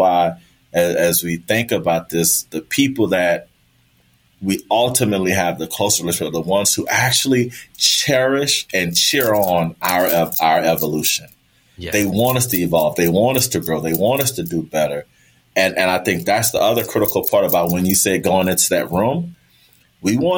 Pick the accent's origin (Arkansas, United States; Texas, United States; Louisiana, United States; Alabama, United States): Louisiana, United States; New Orleans; also born or lived in Florida; New Orleans is my hometown.